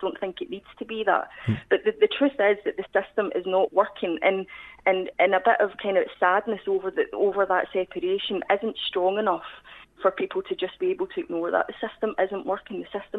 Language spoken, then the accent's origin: English; Scotland, United Kingdom; moved away as an adult; now in London, United Kingdom; I am Scottish and my ethnicity.